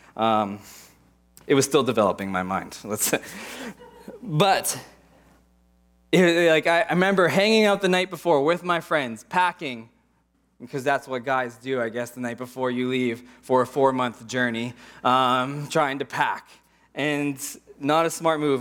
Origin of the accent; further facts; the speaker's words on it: Pittsburgh, Pennsylvania, United States; moved away as an adult; also born or lived in Portland; I grew up in Pittsburgh, old buildings, old culture.